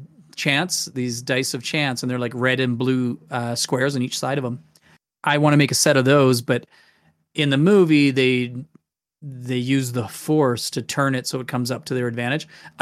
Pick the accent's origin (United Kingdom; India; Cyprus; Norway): United Kingdom; born there; I was born in Britain, so we come from a British heritage.